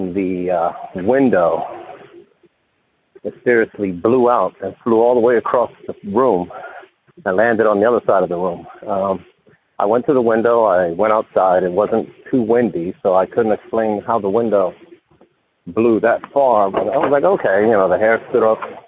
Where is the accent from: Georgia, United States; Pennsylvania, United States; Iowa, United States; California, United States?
Pennsylvania, United States; Philadelphia; also born or lived in Camden, New Jersey; I'm from Philadelphia, Pennsylvania